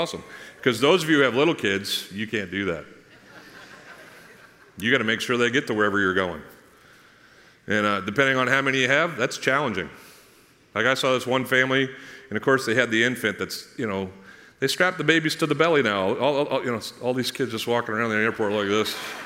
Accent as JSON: {"language": "English", "country": "United States", "said": "I'm an American"}